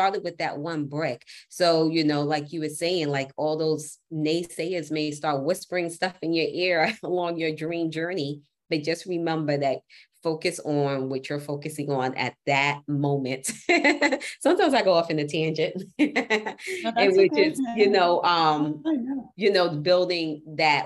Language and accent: English; New York City, New York, United States; as a New Yorker, we block, block, block, block, block. I'm a New Yorker